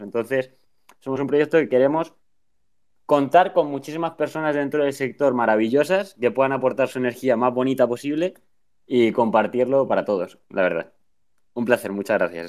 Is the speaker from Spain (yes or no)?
yes; Spain; soy de España